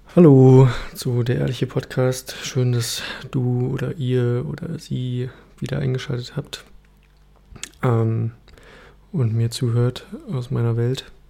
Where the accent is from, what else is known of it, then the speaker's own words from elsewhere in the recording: Berlin, Germany; moved away as an adult; now in Leipzig, Germany; Also, also ich bin ähm, in Berlin aufgewachsen und meine Familie kommt aus Ostdeutschland.